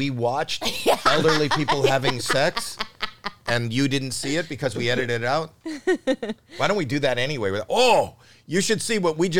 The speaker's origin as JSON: {"language": "English", "country": "Canada", "said": "one Canadian seeing another"}